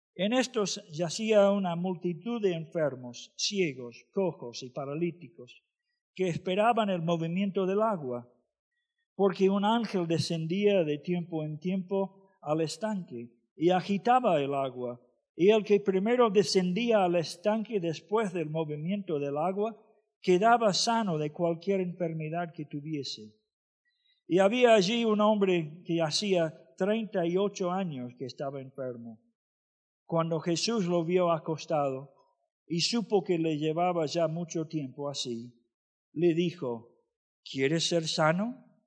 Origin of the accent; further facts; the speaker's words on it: Florida, United States; Spanish is a second language; moved away as an adult; also born or lived in Argentina; Nací en Florida